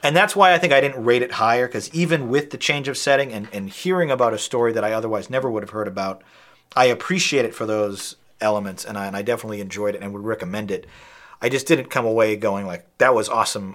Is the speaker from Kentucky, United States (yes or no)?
no; North Shore of Boston, Massachusetts, United States; I'm from the North Shore of Boston like him